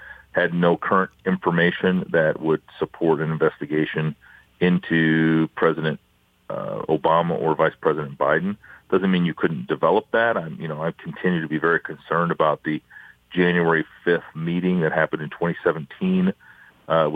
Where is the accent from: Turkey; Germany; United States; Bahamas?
United States; Iowa; I'm from Iowa